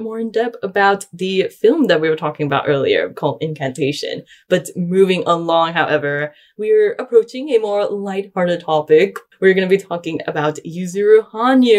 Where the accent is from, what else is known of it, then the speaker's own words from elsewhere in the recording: Malaysia; growing up in Malaysia